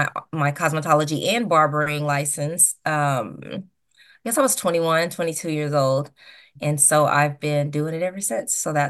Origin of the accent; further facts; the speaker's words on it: Portageville, Missouri, United States; also born or lived in New Madrid, Missouri; I was born and raised in Portageville. I went to high school in New Madrid, where I graduated.